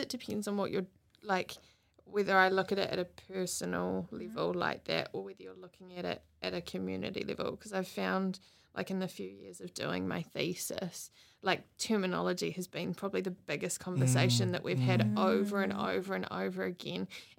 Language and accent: English; Matamata, Waikato, New Zealand; now in Hamilton, New Zealand; I grew up in the Matamata Tito area, and with a massive family, 6 siblings and family all over there.